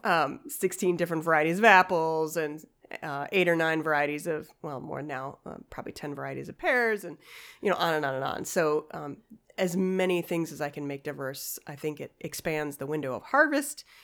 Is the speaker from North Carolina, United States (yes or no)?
no; Chicago, Illinois, United States; moved away; also born or lived in Ashland, Wisconsin; I grew up in Chicago